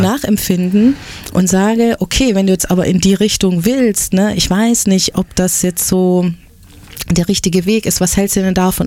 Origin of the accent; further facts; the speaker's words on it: Stuttgart, Baden-Württemberg, Germany; born or raised there